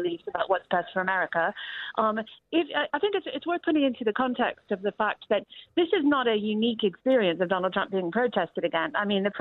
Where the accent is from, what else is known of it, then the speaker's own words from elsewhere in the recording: United States; now in United Kingdom; as American expats